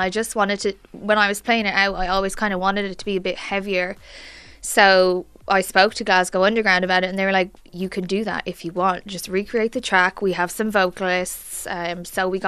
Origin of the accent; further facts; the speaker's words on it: Naas, County Kildare, Ireland; I'm from Naas, Kildare